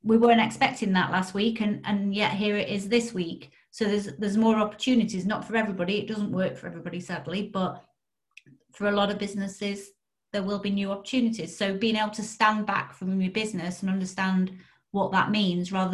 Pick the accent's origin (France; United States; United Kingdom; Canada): United Kingdom; we're British